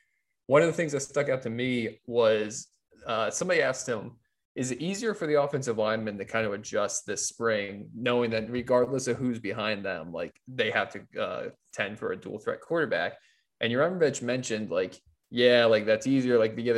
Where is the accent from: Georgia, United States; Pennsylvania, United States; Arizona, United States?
Georgia, United States; moved away; also born or lived in Indiana; I was born in the South. I was. I lived in Georgia for the first part of my life.